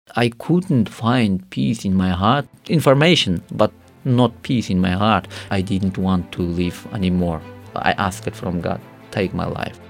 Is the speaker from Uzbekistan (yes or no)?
yes; Karakalpakstan, Uzbekistan; English is a second language; I grew up in Karakhal, Pakistan, where it is, uh, one of Muslim country